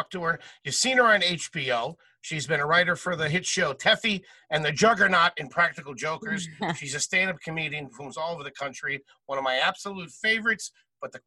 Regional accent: Pennsylvania, United States; I'm garbage from Pennsylvania

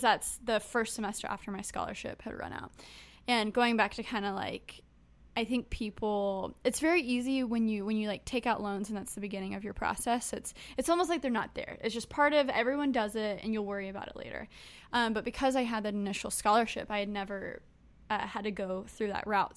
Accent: United States; I was born in the United States

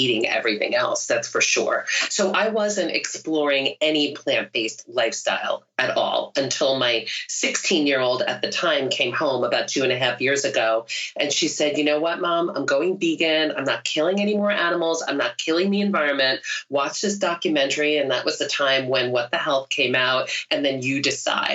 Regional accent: New York City, New York, United States; also born or lived in Rockland County, New York / Michigan / Taiwan / Southeast Asia; I grew up in New York City, the Bronx, and then my parents moved to a suburb, Rockland County

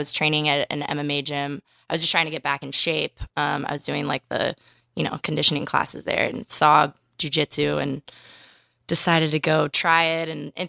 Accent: Manhattan Beach, California, United States; I grew up actually in LA. I grew up in Manhattan Beach.

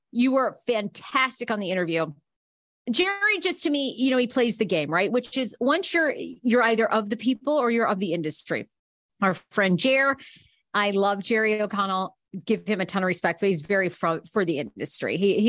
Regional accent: Scotland, United Kingdom; I am Scottish.

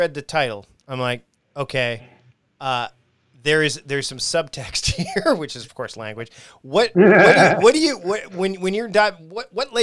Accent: Canada; I'm a Canadian

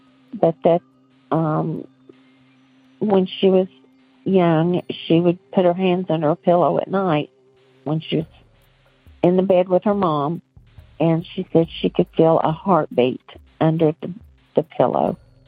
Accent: Virginia, United States; now in North Carolina, United States; I live in North Carolina, but I grew up in Virginia.

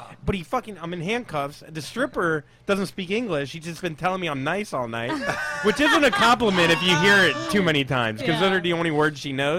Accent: Port St. Lucie, Florida, United States; moved away as an adult; now in New York, United States; I'm from Florida. Port St. Lucie, Florida.

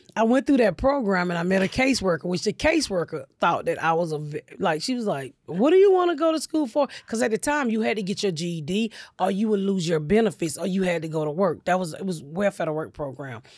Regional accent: Atlanta, Georgia, United States; I grew up in Atlanta

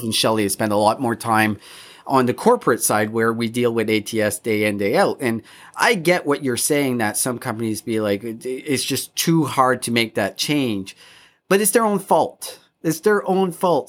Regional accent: Canada; all three of us, we're, we grew up in Canada

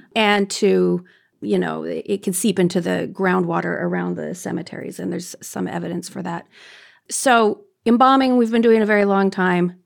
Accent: Canada; I'm Canadian

